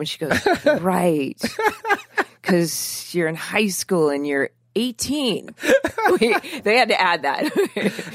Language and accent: English; Newport Beach, California, United States; I grew up in Orange County in, in south of Newport Beach